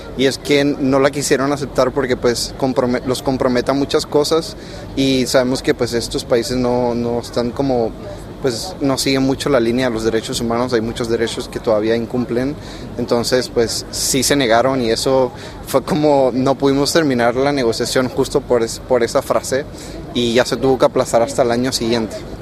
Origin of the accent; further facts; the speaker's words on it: Panama; soy de Panamá